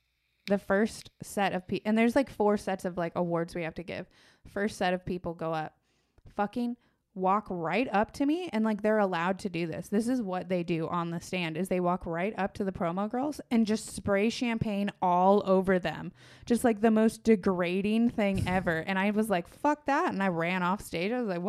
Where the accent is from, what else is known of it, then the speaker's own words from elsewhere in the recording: San Diego, California, United States; From San Diego.